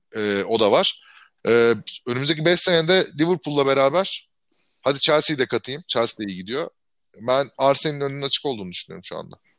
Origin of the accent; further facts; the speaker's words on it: İzmir, Turkey; moved away as an adult; ben 18 yaşında 2002'de İzmir'den çıktığımda